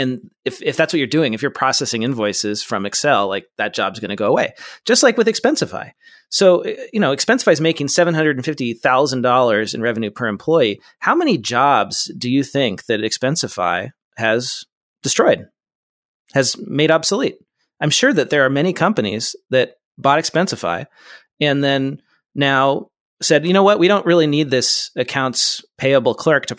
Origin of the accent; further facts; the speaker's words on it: West Coast, United States; I'm from the West Coast. I don't know this geography.